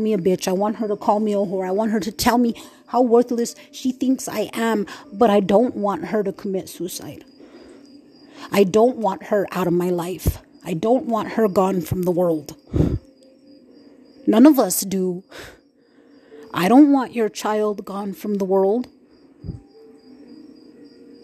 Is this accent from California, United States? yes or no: no; New Mexico, United States; moved away; also born or lived in Red Lake, Minnesota; I was from New Mexico, man. I'm from Nuevo Mexico, man. I'm from New Mexico